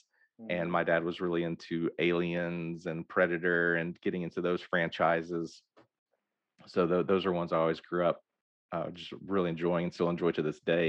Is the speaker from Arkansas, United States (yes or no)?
yes; Hope, Arkansas, United States; I grew up in Hope, Arkansas